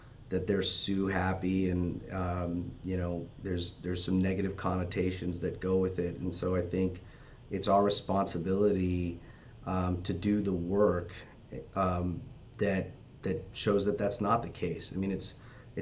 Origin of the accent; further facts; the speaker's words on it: Los Angeles, California, United States; I'm from the Valley and North Hollywood